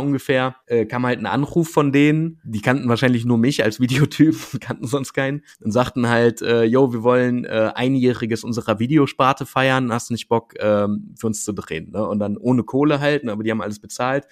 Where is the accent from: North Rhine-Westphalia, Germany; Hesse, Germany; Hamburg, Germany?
North Rhine-Westphalia, Germany; Wuppertal; ich bin ja selber aus Wuppertal